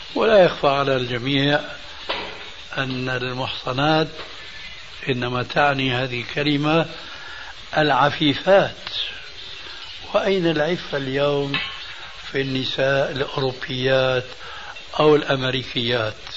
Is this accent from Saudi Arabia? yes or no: no; Syria; عندنا بالشام